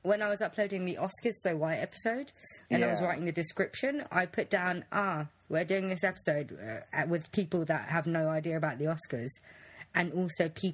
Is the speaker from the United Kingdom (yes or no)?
yes; United Kingdom; we're British citizens